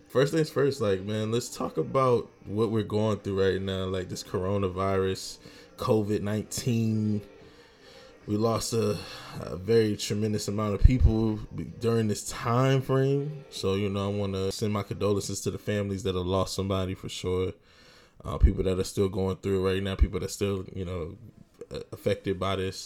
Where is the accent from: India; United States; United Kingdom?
United States; Virginia; moved away; I'm from Virginia, of course, VA 757, baby.